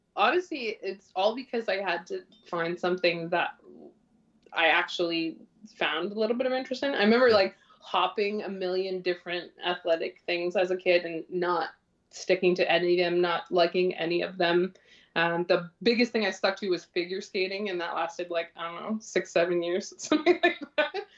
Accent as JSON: {"language": "English", "town": "North Bay", "region": "Ontario", "country": "Canada", "tie": "born or raised there", "moved": "yes", "said": "I grew up in this little town called North Bay in Ontario"}